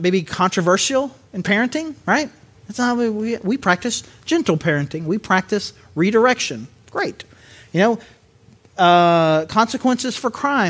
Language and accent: English; Southern Arkansas, United States; accent: Southern; I grew up in Southern Arkansas, but I don't think of myself as a dude with a really rich Southern accent until the word naked comes into play